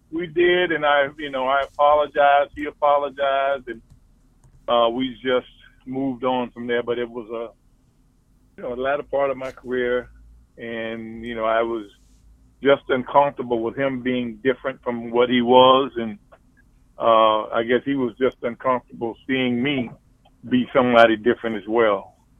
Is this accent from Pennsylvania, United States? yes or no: no; Columbia, South Carolina, United States; moved away; Columbia was my hometown